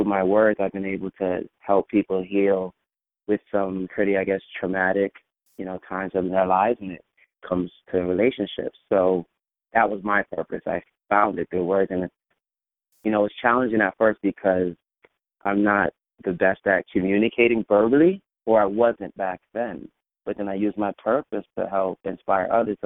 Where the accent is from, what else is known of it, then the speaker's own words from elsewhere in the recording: New York City, New York, United States; I grew up in an area called Flatbush, where a lot of West Indians reside. My family's from Jamaica